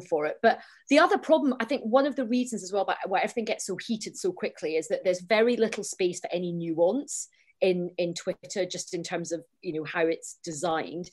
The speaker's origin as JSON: {"language": "English", "region": "Scotland", "country": "United Kingdom", "said": "I'm Scottish and I'm Indian"}